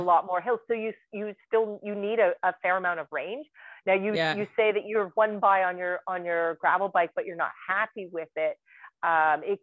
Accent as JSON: {"language": "English", "town": "Dundas", "region": "Ontario", "country": "Canada", "tie": "born or raised there", "said": "so that's my hometown. I was born and raised here in Dundas"}